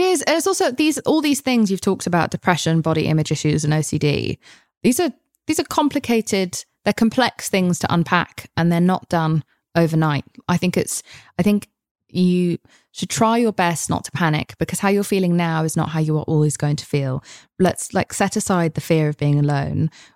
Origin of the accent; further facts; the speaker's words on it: United Kingdom; I'm British.